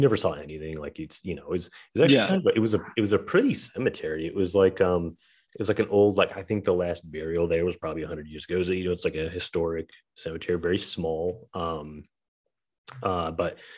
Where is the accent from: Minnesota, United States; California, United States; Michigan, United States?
Michigan, United States; Saginaw; there's this cemetery near my hometown where I grew up. In Saginaw, Michigan